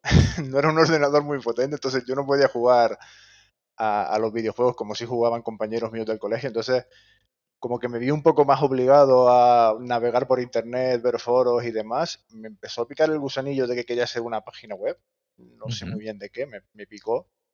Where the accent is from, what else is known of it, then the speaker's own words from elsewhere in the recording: Gran Canaria, Canary Islands, Spain; moved away; yo soy de Gran Canaria y los estudios los hice allí